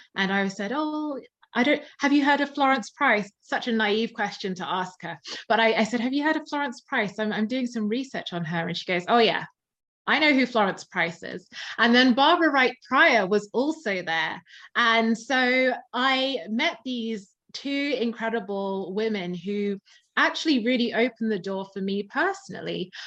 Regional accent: Surrey, South East England, United Kingdom; now in London, United Kingdom; I tend to say, yes, I'm from London, but I'm from the outskirts. Um, I was born in um, Surrey.

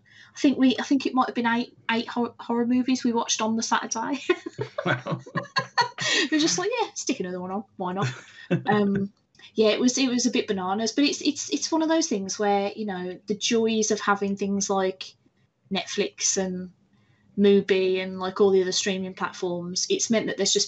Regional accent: United Kingdom; I'm very British.

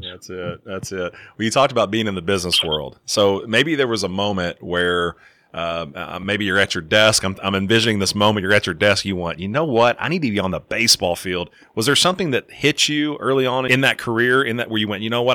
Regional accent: Kentucky, United States; growing up in Kentucky

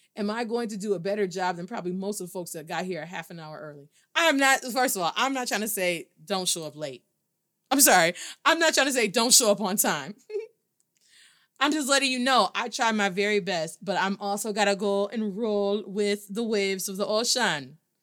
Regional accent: Midwest, United States; accent: Black American Midwest; moved away; also born or lived in Baltimore; I pronounce a whole lot of things in English because I was raised in the Midwest.

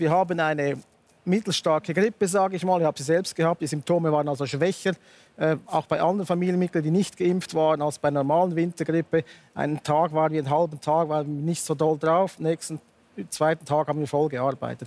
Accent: Switzerland; bei uns in der Schweiz

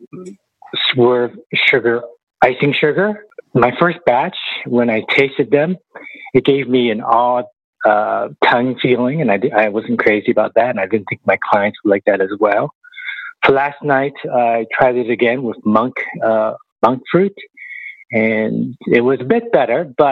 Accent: Toronto, Ontario, Canada; I'm from Toronto.

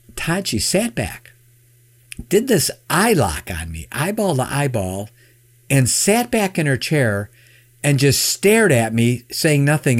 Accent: Chicago, Illinois, United States; born or raised there; now in Michigan, United States

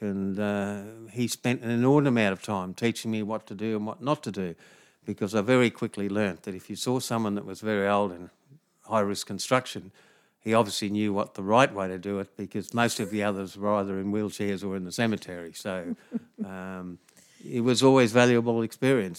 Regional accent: Harveys Range, west of Townsville, Queensland, Australia; where I was brought up on Harvey's Range, west of Townsville

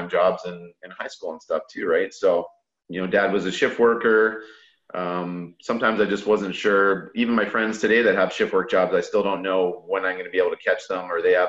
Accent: Sarnia, Ontario, Canada; I lived in the north end of Sarnia

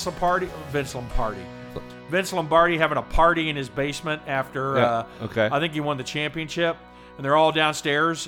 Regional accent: Indiana, United States; we're from Indiana

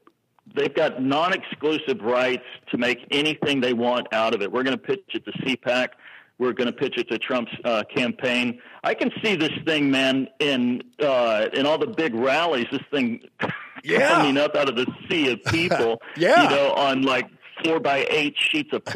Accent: Texas, United States; I'm a Texan.

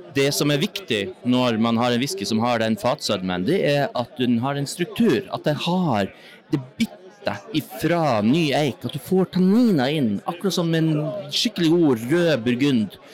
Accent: Northern Norway, Norway; Jeg er fra Nord-Norge, som dere hører selv

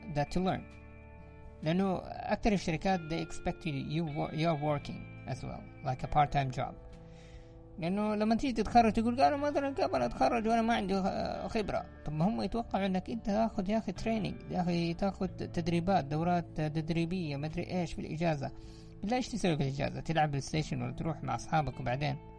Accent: Saudi Arabia; عندنا في الخليج ولا عندنا في المملكة العربية السعودية

